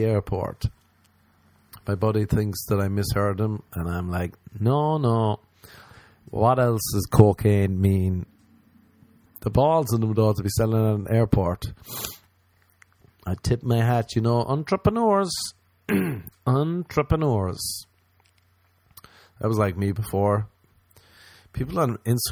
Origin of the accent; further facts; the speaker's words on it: Ireland; I'm Irish